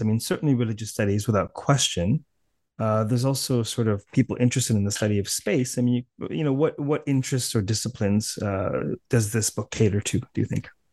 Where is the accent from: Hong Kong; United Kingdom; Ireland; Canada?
Canada; accent: Canadian; my impoverished Canadian accent